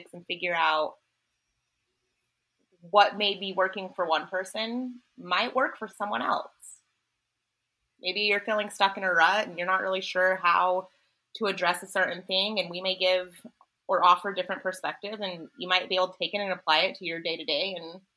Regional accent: Salt Lake City, Utah, United States; now in Las Vegas, United States; we were all born and raised in Salt Lake City and then kind of dispersed across the country

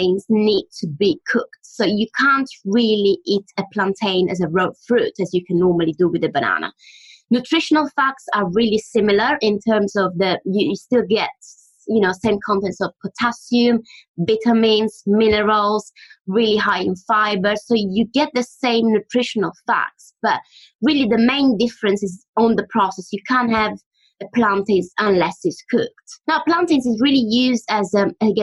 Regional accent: Mesagne, Apulia, Italy; moved away; I was born in Italy, in a little town in the south of Italy called Mesagna, where really food was the heart of the home and conversation, to be honest. I've grown up with a lot of good food and family around me

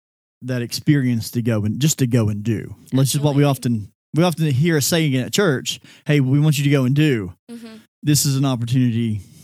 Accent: North Carolina, United States; growing up in North Carolina

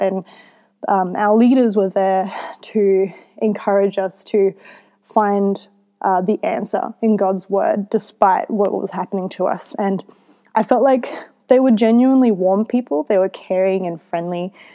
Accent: Australia; my mum, who is Filipino, she raised me in Australia

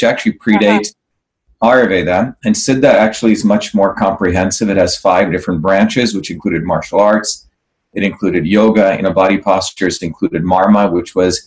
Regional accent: New Jersey, United States; born or raised there; also born or lived in Mumbai, India / South India

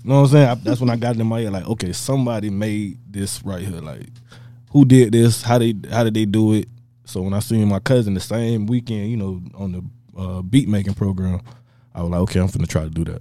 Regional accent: Tampa, Florida, United States; I'm from Tampa

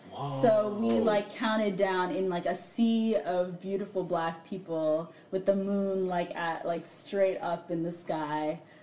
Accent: United States; we have a certain number of privileges that come with being American

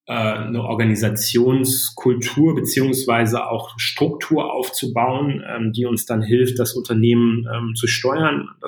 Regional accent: Iserlohn, North Rhine-Westphalia, Germany; Ich komme aus dem aus der Ecke von Iserlohn, also so

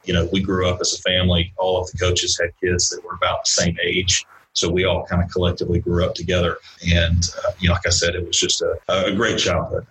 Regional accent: Valdosta, Georgia, United States; originally I'm from Valdosta, Georgia

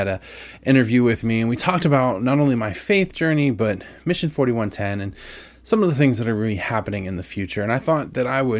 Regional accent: New Washington, Ohio, United States; So we started out in this little town called New Washington, which is over kind of by Mansfield.

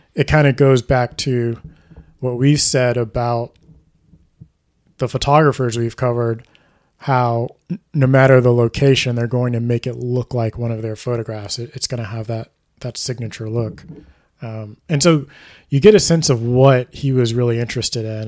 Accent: Houston, Texas, United States; I'm from Houston, so we would go from Houston to Alabama to visit my grandmother

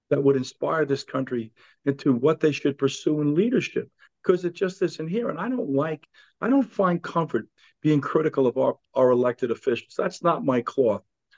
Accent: New York City, New York, United States; I'm a New Yorker.

